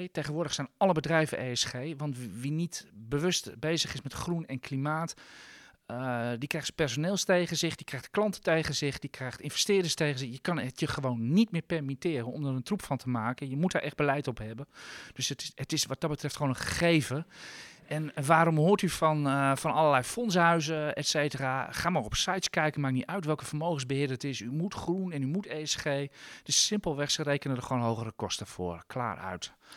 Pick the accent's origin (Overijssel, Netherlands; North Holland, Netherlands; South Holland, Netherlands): North Holland, Netherlands; Amsterdam; zeg ik als Amsterdammer